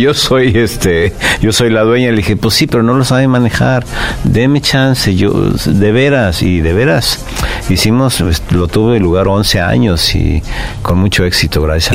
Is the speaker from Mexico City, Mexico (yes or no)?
yes; Mexico City, Mexico; nací en el DF, en la calle de Regina 84, entre Pino Suárez y 20 de noviembre.